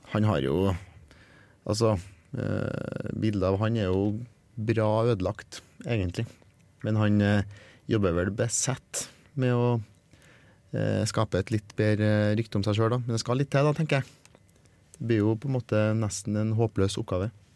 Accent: Norway

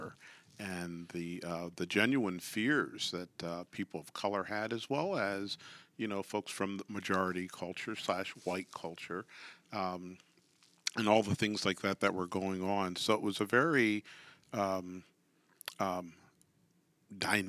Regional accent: York, Pennsylvania, United States; I grew up in York, Pennsylvania

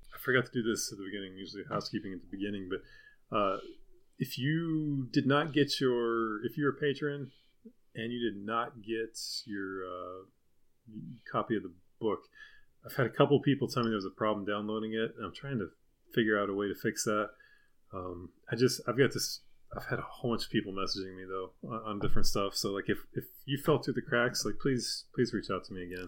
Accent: Deep South, United States; I was from the Deep South

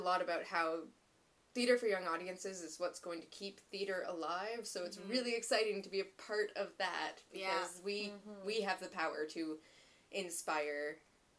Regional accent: Calgary, Alberta, Canada; moved away; I'm from Calgary, so I grew up right in the mountains, skiing all the time.

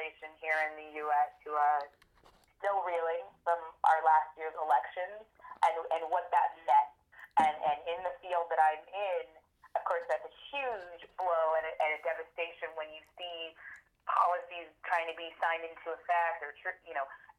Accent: San Francisco, California, United States; also born or lived in Germany / Iowa; I'm a native San Franciscan, born and raised in San Francisco, with, again, the exception of being in Germany and for a while actually being in Iowa when my father got his PhD.

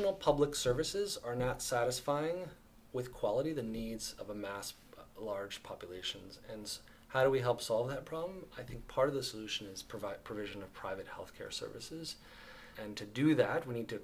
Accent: Philadelphia, Pennsylvania, United States; I grew up in Philadelphia

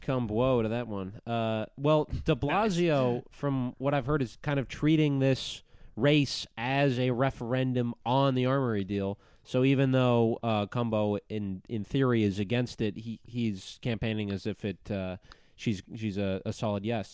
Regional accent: Minnesota, United States; I'm from Minnesota

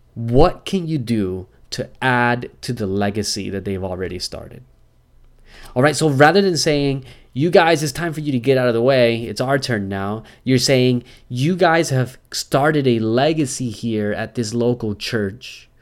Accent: United States

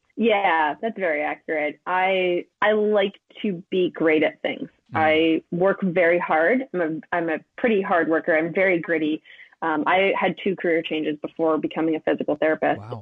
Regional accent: East Coast, United States; I'm from the East Coast

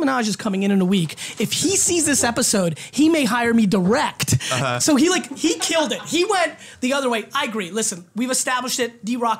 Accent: Edison, New Jersey, United States; That's where I grew up.

